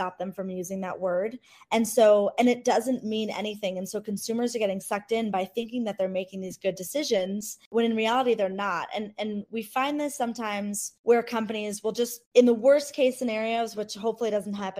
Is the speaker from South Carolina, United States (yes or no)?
no; Cleveland, Ohio, United States; I grew up in Cleveland, Ohio, you know, in the 90s